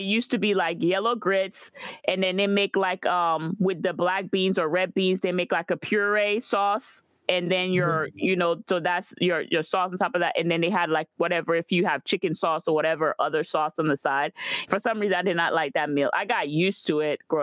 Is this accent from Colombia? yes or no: no; Guadeloupe; moved away; growing up in Guadeloupe